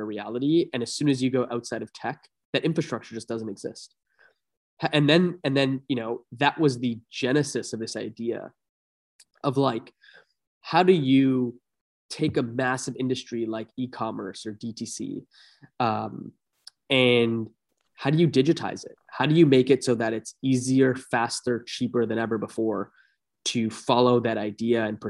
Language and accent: English; Toronto, Ontario, Canada; moved away as an adult; also born or lived in Bay Area; I was born and raised in Toronto, or a suburb of Toronto